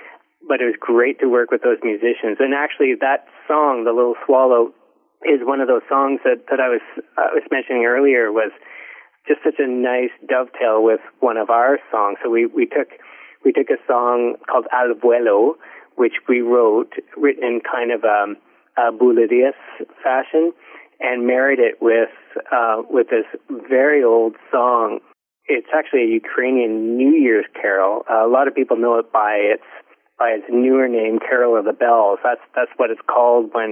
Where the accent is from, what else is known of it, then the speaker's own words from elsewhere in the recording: Ontario, Canada; I grew up in Ontario